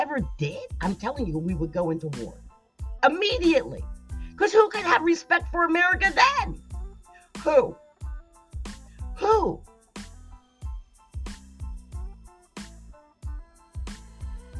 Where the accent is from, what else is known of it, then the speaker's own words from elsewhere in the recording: New Jersey, United States; I'm from New Jersey.